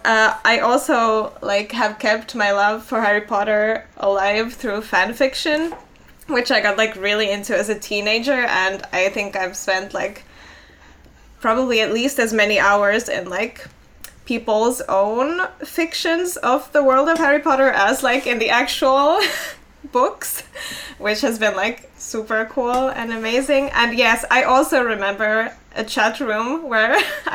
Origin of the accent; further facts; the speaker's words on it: Finland; first language Finnish; English is a second language; I was in Finland and that's my native language.